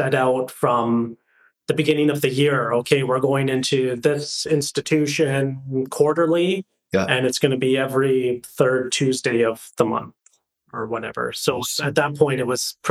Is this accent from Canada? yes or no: yes; Lower Mainland, British Columbia, Canada; moved away as an adult; now in Kelowna, Canada; growing up in the Lower Mainland